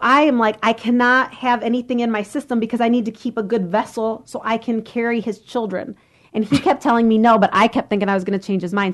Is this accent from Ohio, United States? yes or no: yes; Lorain, Ohio, United States; I grew up in Lorraine.